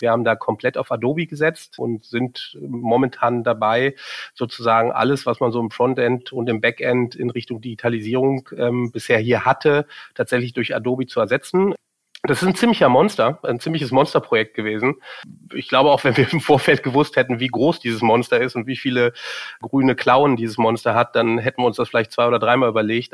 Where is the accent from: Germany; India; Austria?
Germany; Cologne, North Rhine-Westphalia; moved away as an adult; now in Munich, Germany; bin ich in Köln geboren und in Köln aufgewachsen